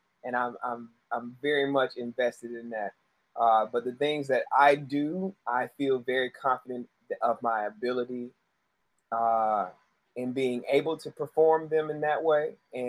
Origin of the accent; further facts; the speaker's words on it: Charlotte, North Carolina, United States; I was raised in United Methodist Church, so it had me moving around throughout most of my life. Where I ended up in Charlotte. I claim Charlotte as my home.